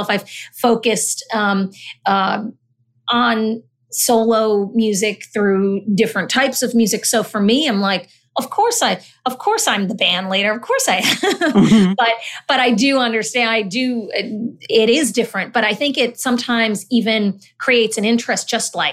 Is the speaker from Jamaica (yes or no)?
no; Honduras; born there; I was born in Honduras, um, actually adopted